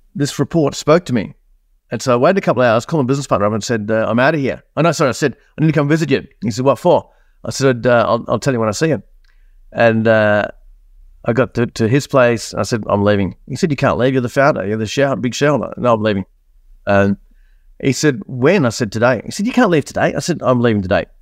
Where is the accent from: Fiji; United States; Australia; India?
Australia; accent: Australian; also born or lived in New Zealand; for those that haven't picked up on my accent, I'm Australian, uh, born in New Zealand, moved to Australia in nineteen seventy-nine. I'm fifty-four years old right now.